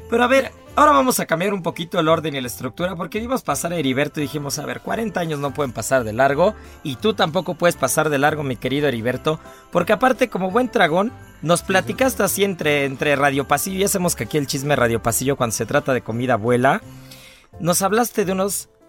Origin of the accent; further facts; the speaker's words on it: Mexico City, Mexico; Sí, soy chilango. Definiendo que chilango es aquel que, a ver, ahí, viene, ahí viene la eterna discusión. Yo soy chilango porque no nací en el DF